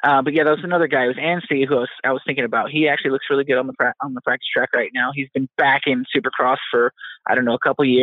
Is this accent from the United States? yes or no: yes; Texas, United States; also born or lived in Dallas, Texas / California; my home state